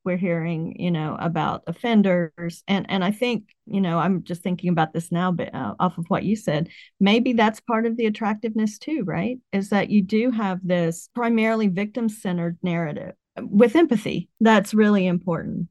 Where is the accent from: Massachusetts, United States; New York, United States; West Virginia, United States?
West Virginia, United States; I grew up in West Virginia